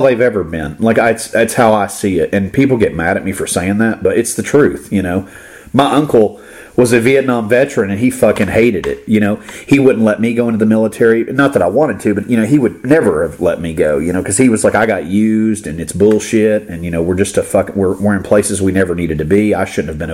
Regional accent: Florida, United States; I grew up in Florida

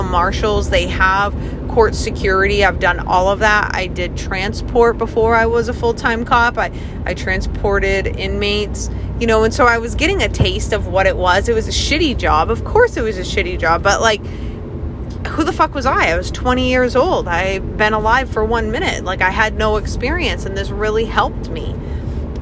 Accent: Maine, United States; my home state, actually, which is Maine.

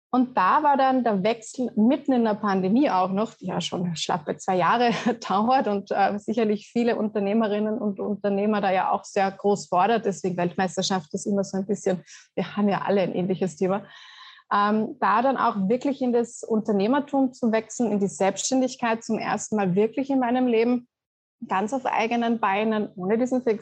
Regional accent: Austria; vielleicht ja als Österreicherin mit Skifahren aufgewachsen, ist das ja gar nicht immer so.

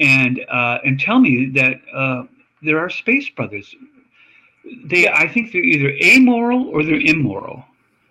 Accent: Australia; moved away; I'm from Australia. I lived there as a child.

